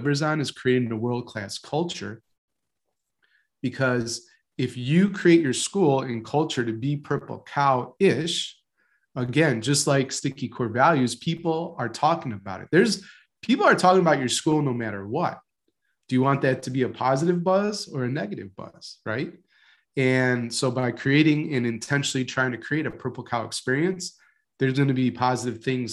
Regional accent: Palatine, Illinois, United States; I grew up outside of Chicago in one of the suburbs, Palatine, Illinois.

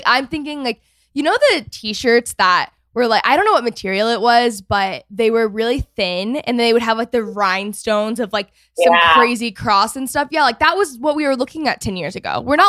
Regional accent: Texas, United States; moved away as an adult; also born or lived in Los Angeles; I grew up in Texas. And then I lived in LA for the past 5 years. So yeah. I'm back in Dallas now as of a few months ago.

